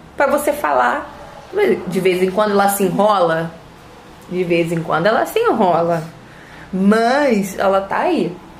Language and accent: Portuguese; Rio de Janeiro, Brazil; tenho 29 anos, sou carioca e sou fisioterapeuta